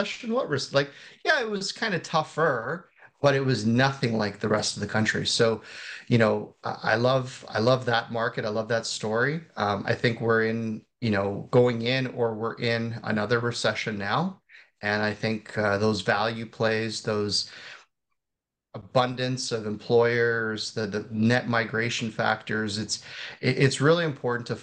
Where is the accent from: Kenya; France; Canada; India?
Canada; I'm a Canadian investing